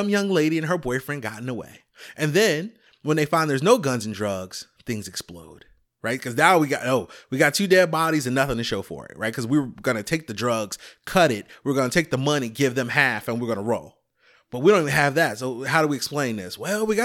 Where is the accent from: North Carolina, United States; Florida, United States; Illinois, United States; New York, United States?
Illinois, United States; Chicago; I'm from Chicago.